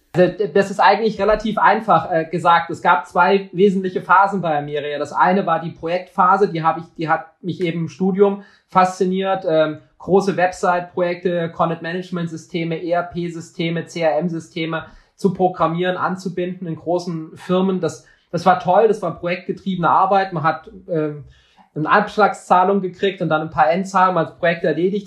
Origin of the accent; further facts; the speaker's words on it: West Germany, Germany; ich wurde dann äh, hier in Westdeutschland geboren